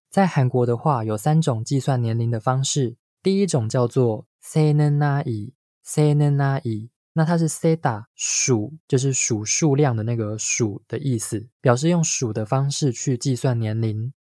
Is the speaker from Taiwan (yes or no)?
yes; Taiwan; 我们在台湾